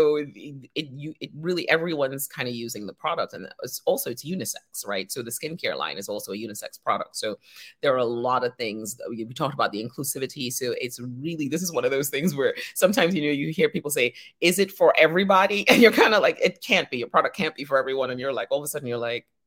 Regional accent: Trinidad & Tobago; We're from Trinidad

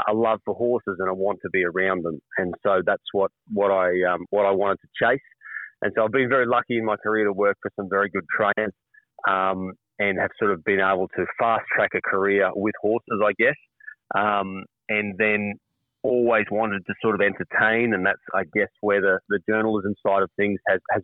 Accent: Brisbane, Queensland, Australia; I grew up in Brisbane as a city boy, went to Morris College, Ashgrove, went to QUT

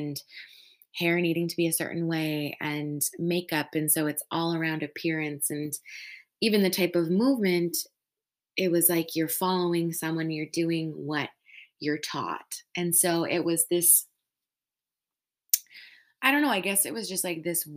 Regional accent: Saskatchewan, Canada; I'm from Saskatchewan

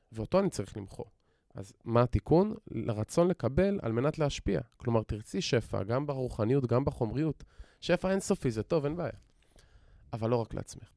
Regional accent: Modi'in, Central District, Israel; גדלתי במציאות, רגילה בעיר מודיעין

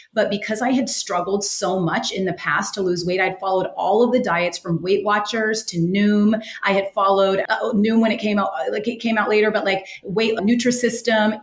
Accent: West Coast, United States; moved away as an adult; also born or lived in New York City; I grew up on the West Coast

